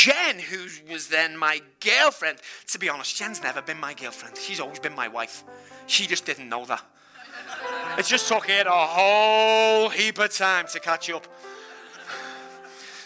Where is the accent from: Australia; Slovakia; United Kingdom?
United Kingdom; Liverpool, North West England; I'm from Liverpool